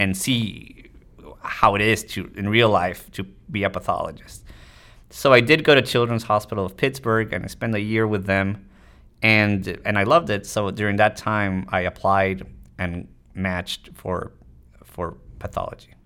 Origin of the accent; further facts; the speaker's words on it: Tijuana, Baja California, Mexico; moved away as an adult; also born or lived in United States; I grew up in Mexico. I was born in the States, actually, but I grew up in Mexico. Tijuana, it's across the border from San Diego.